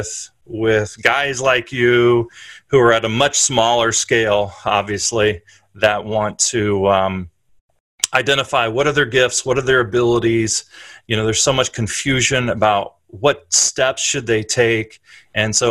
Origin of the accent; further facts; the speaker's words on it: Columbus, Ohio, United States; moved away as an adult; also born or lived in Princeton, New Jersey; now in Philadelphia, United States; I grew up in Columbus, Ohio